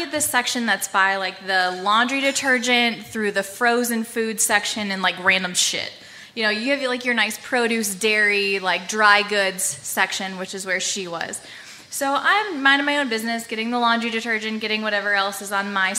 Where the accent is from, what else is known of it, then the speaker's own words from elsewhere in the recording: United States; we're from the State Line